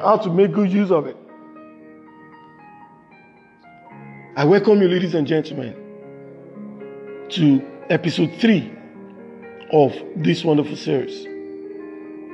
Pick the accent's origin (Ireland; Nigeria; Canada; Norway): Nigeria; from Nigeria, from west side of Africa